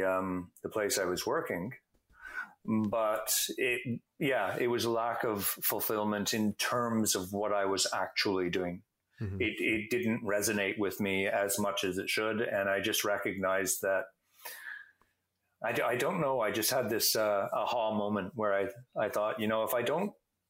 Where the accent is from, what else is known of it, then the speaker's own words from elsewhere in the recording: Canada; I'm a Canadian.